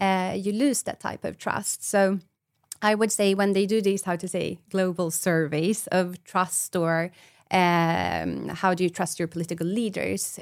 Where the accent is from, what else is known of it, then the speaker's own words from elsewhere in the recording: Sweden; I'm from Sweden